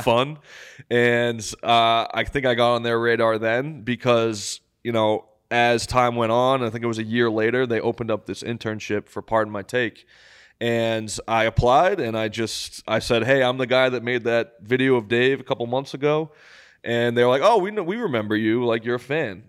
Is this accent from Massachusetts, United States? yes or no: yes; Massachusetts, United States; I'm from Massachusetts.